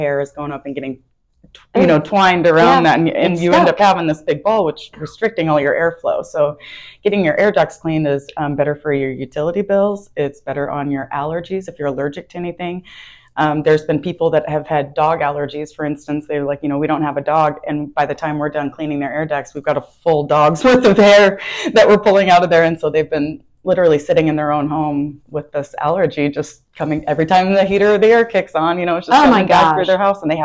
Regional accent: Tacoma, Washington, United States; moved away as an adult; now in Omaha, United States; I was born and raised in Tacoma, Washington, so I was there my whole entire life until about 18 months ago

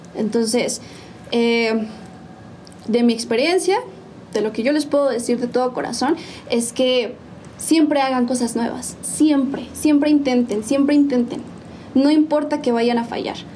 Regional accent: San Juan del Río, Querétaro, Mexico; Soy originaria de mi bello San Juan del Río

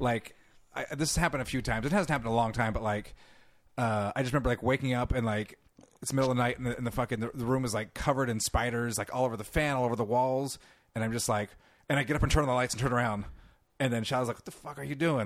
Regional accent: California, United States; accent: California; I'm from California

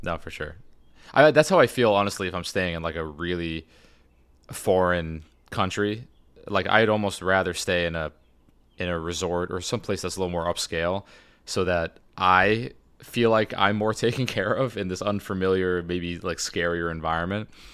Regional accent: United States; as an American in Saudi Arabia

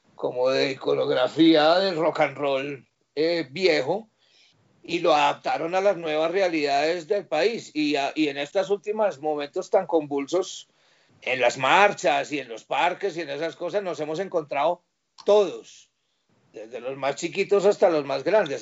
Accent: Pereira, Risaralda, Colombia; now in Bogotá, Colombia; Yo soy de Areje cafetero, yo soy de una ciudad que se llama Pereira.

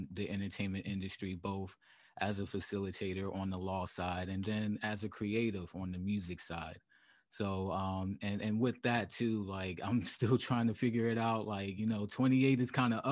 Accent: Savannah, Georgia, United States; moved away; also born or lived in South Carolina / Charlotte, North Carolina / Washington, District of Columbia, United States / Los Angeles; I come from Savannah, Georgia, the west side of Savannah, Georgia.

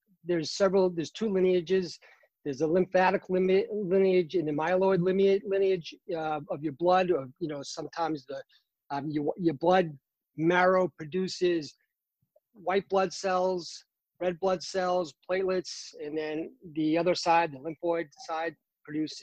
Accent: Boston, Massachusetts, United States; now in North Carolina, United States; I'm originally from Boston, Massachusetts. Very proud of my Boston heritage.

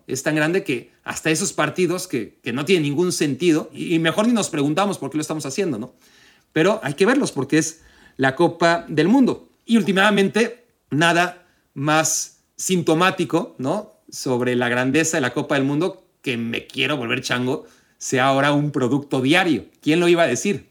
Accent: Mexico; como mexicano

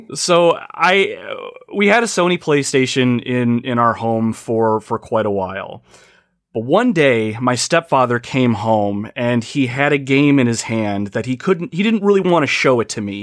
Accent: Ohio, United States; I hail from the United States, a little state called Ohio

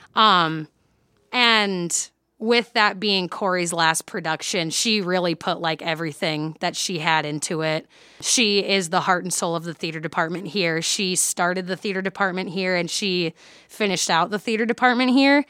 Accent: Mount Vernon, Iowa, United States; a children's theater in my hometown. I'm from Mount Vernon, Iowa

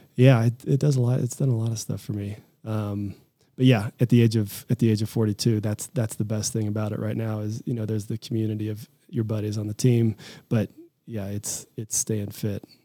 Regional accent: Lawrence, Kansas, United States; moved away as an adult; also born or lived in Boulder, Colorado; I grew up in Kansas. I'm a Midwestern kid.

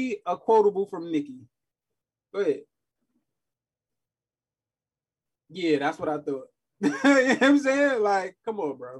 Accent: New York City, New York, United States; I'm from Queens.

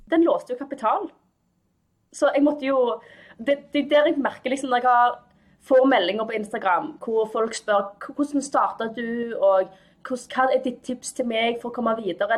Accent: Stavanger, Rogaland, Norway; jeg kommer fra Stavanger. Jeg er født og oppvokst her

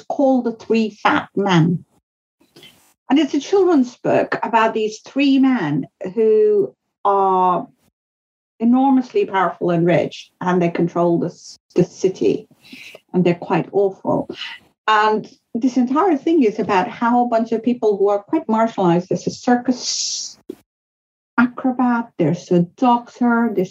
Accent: northern India, India; first language Hindustani (Hindi); English is a second language; moved away; I grew up in India during the Cold War. That's where I was a child

